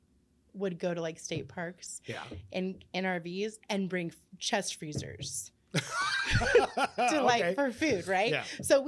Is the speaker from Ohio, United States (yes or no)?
yes; Columbus, Ohio, United States; moved away as an adult; now in Uhrichsville, United States; I'm from Columbus, Ohio.